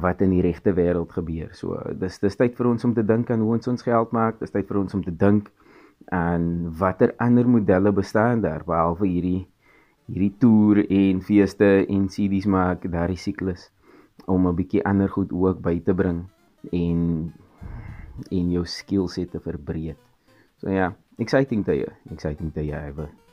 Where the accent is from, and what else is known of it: South Africa; also born or lived in Cape Town